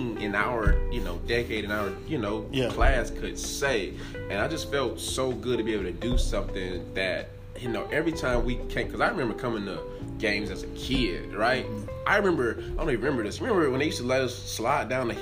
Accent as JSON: {"language": "English", "town": "Abbeville", "region": "South Carolina", "country": "United States", "tie": "born or raised there"}